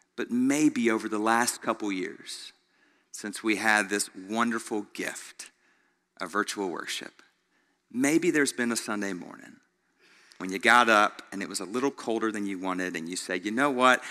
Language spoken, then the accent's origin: English; Greenville, United States; Growing up in Greenville, almost everybody I knew took the bus to school